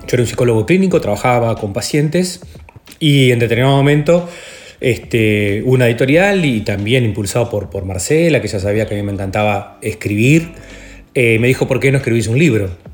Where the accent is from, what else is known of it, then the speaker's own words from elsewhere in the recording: Lascano, Rocha, Uruguay; also born or lived in La Paloma; Mi familia es de Las Canos, Rocha. Yo, yo, nací en Las Canos